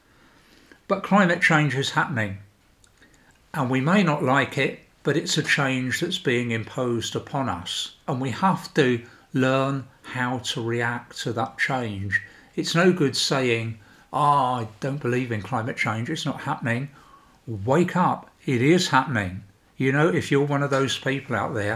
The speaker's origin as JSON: {"language": "English", "country": "United Kingdom", "moved": "as an adult", "lives_now": "Sweden", "said": "I'm British, so I went through the whole process of Brexit"}